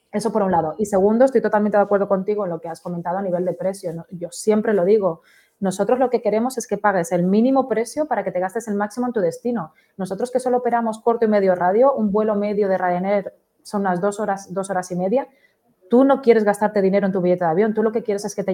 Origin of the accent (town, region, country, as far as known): Canary Islands, Spain